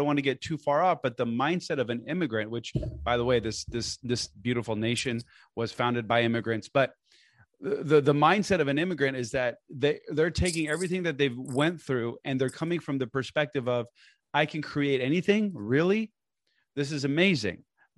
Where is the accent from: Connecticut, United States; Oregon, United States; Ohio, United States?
Oregon, United States; Portland; also born or lived in Lebanon; So I was born and raised in Portland, Oregon, but I lived in Beirut, Lebanon for, I would say, a good chunk of my childhood, you know, 10, 15 years.